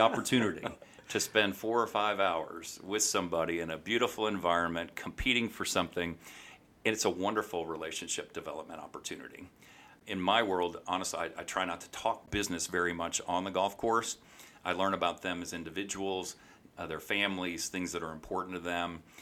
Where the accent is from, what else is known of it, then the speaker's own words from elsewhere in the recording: St. Louis, Missouri, United States; moved away as an adult; now in Kansas City, United States; Grew up in Saint Louis